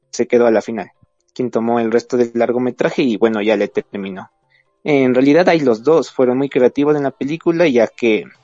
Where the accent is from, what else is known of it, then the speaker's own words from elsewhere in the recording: Ecuador; eh, soy de Ecuador